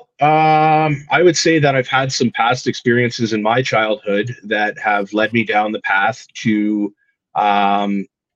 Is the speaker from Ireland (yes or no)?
no; Niagara, Ontario, Canada; I'm from Niagara